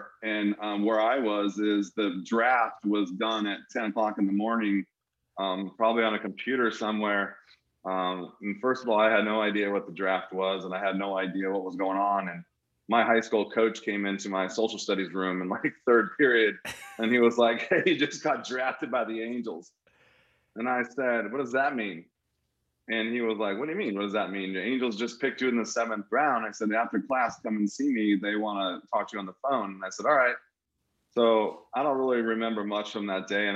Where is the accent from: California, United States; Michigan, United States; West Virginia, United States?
California, United States; Anaheim; moved away as an adult; growing up in Anaheim, I got a chance to watch Devo, Gary Pettis, Freddie Lynn.